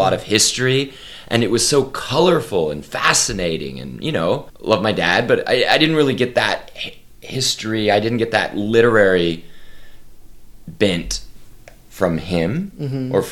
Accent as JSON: {"language": "English", "town": "Oklahoma City", "region": "Oklahoma", "country": "United States", "tie": "born or raised there", "said": "I am from Oklahoma City, Oklahoma"}